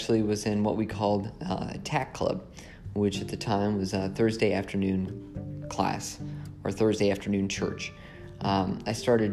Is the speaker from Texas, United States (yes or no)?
no; Indianapolis, Indiana, United States; I'm from Indianapolis, Indiana